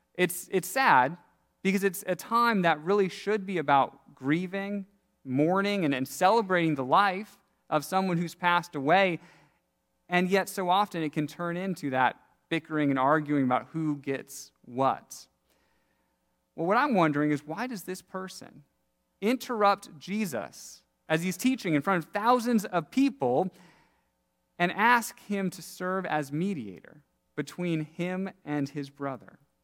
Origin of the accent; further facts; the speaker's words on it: Seattle, Washington, United States; Growing up in Seattle, one of my favorite things each summer to do was pick blackberries